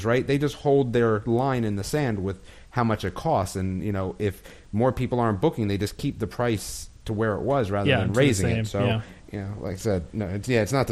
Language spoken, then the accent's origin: English; New Jersey, United States; I'm from New Jersey